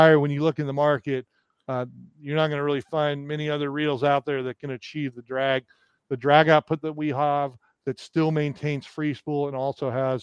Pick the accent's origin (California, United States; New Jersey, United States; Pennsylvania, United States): California, United States; Southern; growing up in Southern California